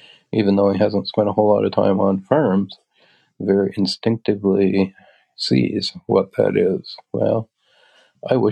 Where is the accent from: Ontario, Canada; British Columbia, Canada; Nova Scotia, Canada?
Nova Scotia, Canada; Little River; now in Bear River, Canada; my hometown area in Little River, Yarmouth County, Nova Scotia